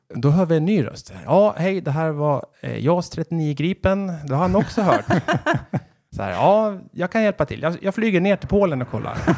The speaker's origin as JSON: {"language": "Swedish", "town": "Västerås", "region": "Västmanland", "country": "Sweden", "also_born_or_lived": "Kalmar", "moved": "as an adult", "lives_now": "Gävle, Sweden", "said": "då flyttade jag tillbaka till Västerås där jag kommer ifrån"}